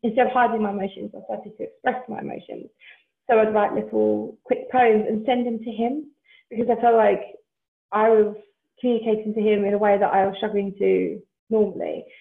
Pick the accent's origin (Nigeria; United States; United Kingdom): United Kingdom; Essex, East of England; moved away as an adult; now in South Wales, United Kingdom; I'm actually originally from Essex, but my husband and I decided to move um, to South Wales about six and a half years ago now.